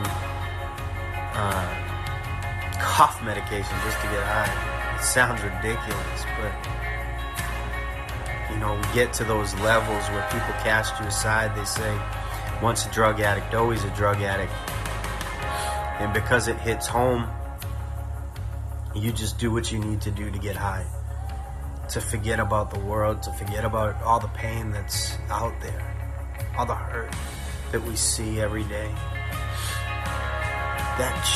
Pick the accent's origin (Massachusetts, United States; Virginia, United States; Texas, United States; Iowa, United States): Massachusetts, United States; Rockland; I'm originally from Rockland, Massachusetts